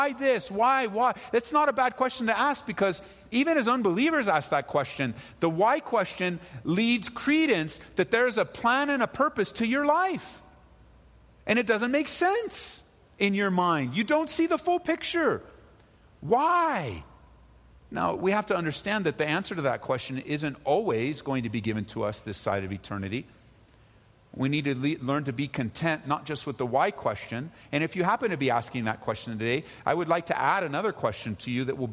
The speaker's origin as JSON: {"language": "English", "region": "California", "country": "United States", "tie": "born or raised there", "said": "growing up in California"}